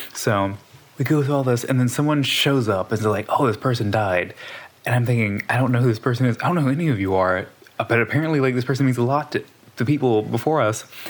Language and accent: English; Southwest Louisiana, United States; I'm from Southwest Louisiana.